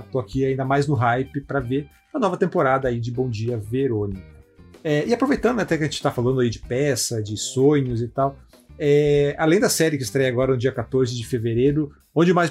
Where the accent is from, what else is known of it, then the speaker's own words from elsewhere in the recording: Curitiba, Paraná, Brazil; eu sou, de Curitiba, sou o representante